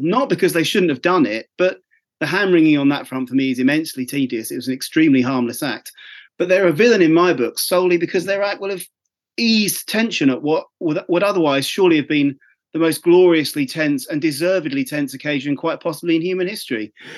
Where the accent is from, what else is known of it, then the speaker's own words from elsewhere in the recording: Essex, East of England, United Kingdom; I'm from Essex